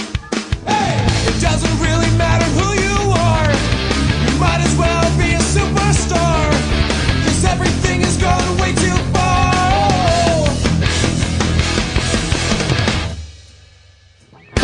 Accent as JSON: {"language": "English", "country": "United States", "said": "I'm an American"}